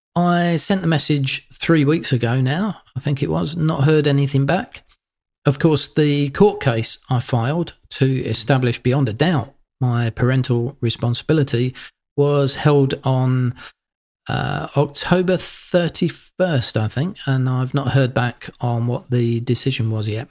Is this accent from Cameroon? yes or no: no; United Kingdom; moved away as an adult; now in Australia; being a Brit, used to cold and rain for most of the year